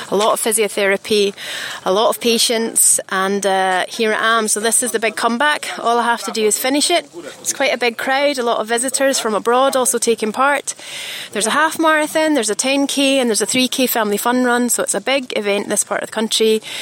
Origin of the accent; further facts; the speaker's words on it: Scotland, United Kingdom; accent: Scottish; that also explains why my accent has gone spectacularly Scottish. I don't actually speak like this in real life, but when my parents are around, I revert to my old uh, my old accent.